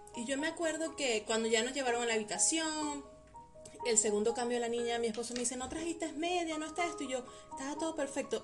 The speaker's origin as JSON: {"language": "Spanish", "country": "Venezuela", "moved": "as an adult", "lives_now": "Mexico", "said": "yo le digo, de Venezuela"}